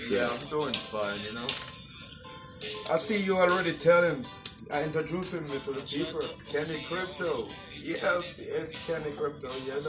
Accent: Jamaica; now in United States; Originally, I'm Jamaican.

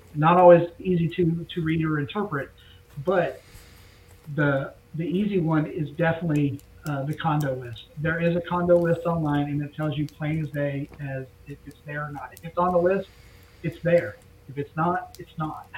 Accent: just south of Cape Canaveral, Florida, United States; growing up in, in Florida, I was in uh, grew up just south of Cape Canaveral

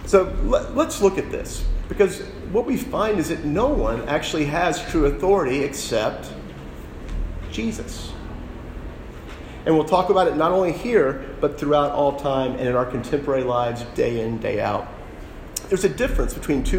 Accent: Dallas, Texas, United States; I grew up in Texas. I grew up in Dallas

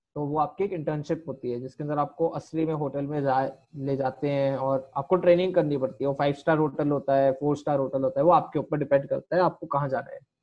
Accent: Jaipur, Rajasthan, India; moved away as an adult; also born or lived in Mumbai; जयपुर मिल गया जो मेरा होम टाउन है

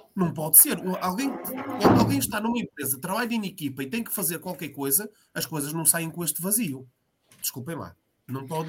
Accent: Portugal; associado do Vitória, que é o clube da minha vida e da minha terra

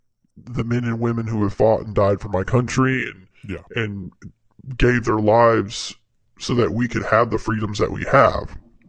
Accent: United States; As an American, I'm not like a super patriotic person.

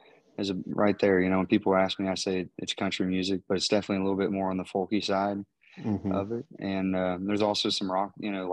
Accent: Morgantown, West Virginia, United States; born and raised in Morgantown. My wife and I, you know, we got a nice little spot outside of town, you know, and this is where we're raising our kids and just kind of making a life.

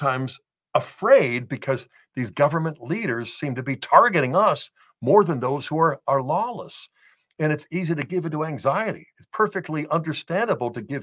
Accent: United States; as American Catholics

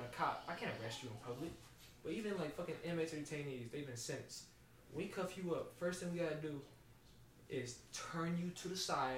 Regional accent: the South, United States; moved away as an adult; also born or lived in Georgia / Tennessee; We white as fuck, man. We from the South.

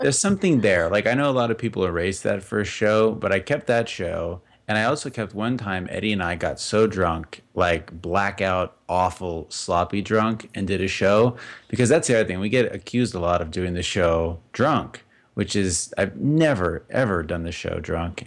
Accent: Las Vegas, Nevada, United States; I grew up in Las Vegas.

